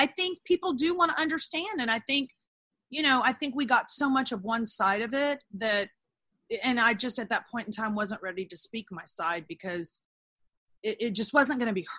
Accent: Texas, United States; also born or lived in Los Angeles; I lived in LA. I wasn't a happy person in LA. And I love the weather of LA. I'm a Texan.

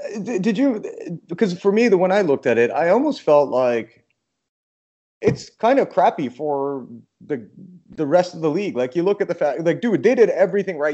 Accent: Canada; moved away; I'm a Canadian

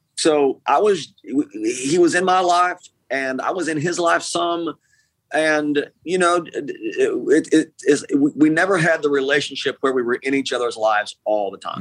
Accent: East Tennessee, United States; also born or lived in Nashville; when I grew up in East Tennessee

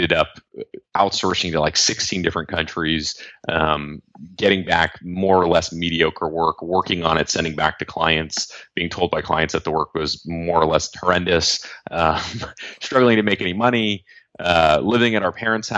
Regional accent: Los Angeles, California, United States; I grew up here in Los Angeles

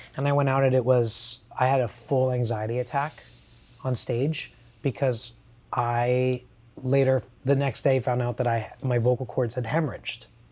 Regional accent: Kissimmee, Florida, United States; I grew up in Kissimmee, Florida, in a subset of it called Buenaventura Lakes

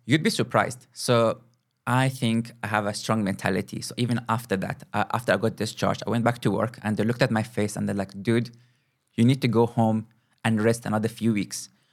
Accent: Kuwait; moved away as an adult; also born or lived in Moscow, Russia; now in South Africa; I was born and grew up in Kuwait, in the Middle East.

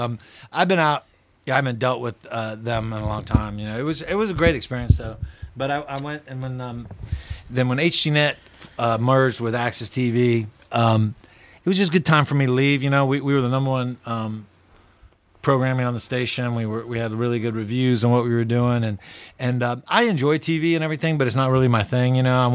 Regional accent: Dallas, Texas, United States; Well, mostly Dallas.

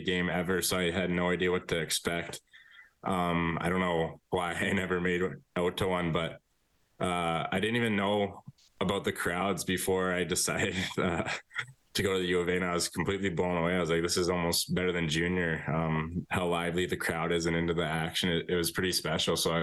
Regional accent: Sherwood Park, Alberta, Canada; also born or lived in Brandon; being from Sherwood Park, so it's basically my hometown

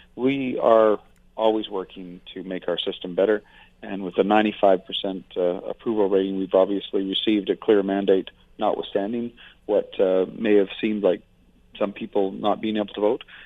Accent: Fort McMurray, Alberta, Canada; I've been in Alberta more than 50 years. I'm from Fort McMurray

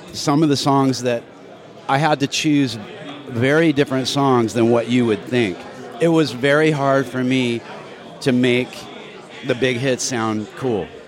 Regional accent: San Diego, California, United States; I grew up surfing in San Diego

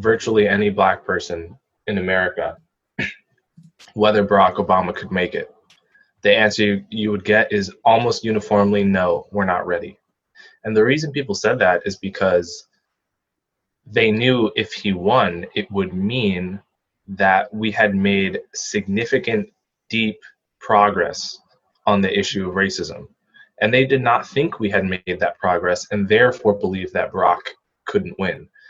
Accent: New Jersey, United States; I grew up in New Jersey

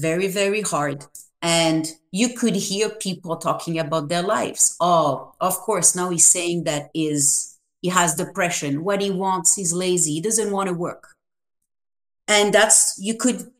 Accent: France; moved away; I was raised in France

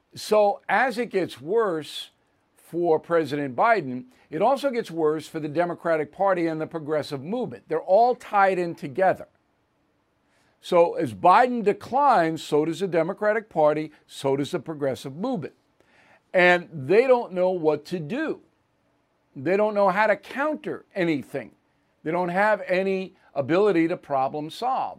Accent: United States; as an American

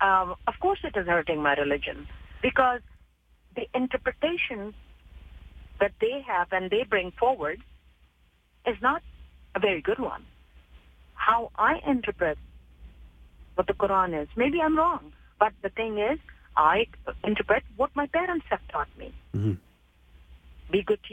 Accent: Canada; Majority is like us, but they mind 9 to 5, their own business, like, as in, I'm a Canadian.

